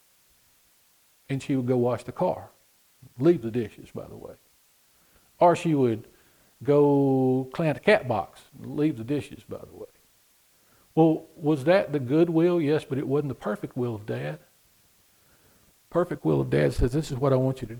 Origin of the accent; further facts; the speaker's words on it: Texas, United States; I'm from Texas